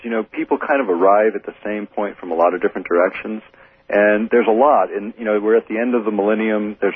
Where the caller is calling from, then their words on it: Fairbanks, Alaska, United States; I'm calling from Fairbanks.